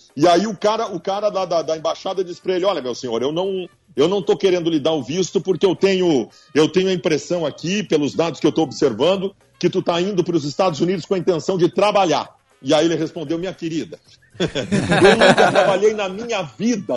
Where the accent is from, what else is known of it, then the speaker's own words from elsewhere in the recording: South Region, Brazil; nós somos aqui do Sul, nós somos um pouco portenhos